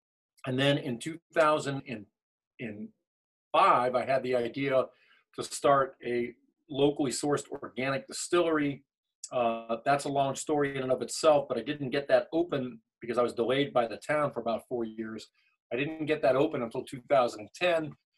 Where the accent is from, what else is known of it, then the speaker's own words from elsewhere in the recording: Southern California, United States; moved away as an adult; now in Chapel Hill, United States; I'm originally from Southern California, but I applied to law schools in the South, and I was lucky enough to get a full scholarship here at UNC Chapel Hill.